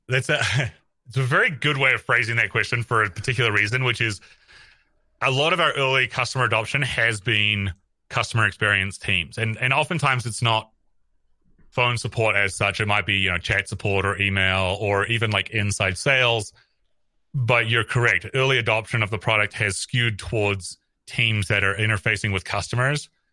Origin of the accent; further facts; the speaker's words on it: New Zealand; moved away as an adult; also born or lived in San Francisco, United States; I'm from New Zealand originally. I came to Silicon Valley in two thousand eleven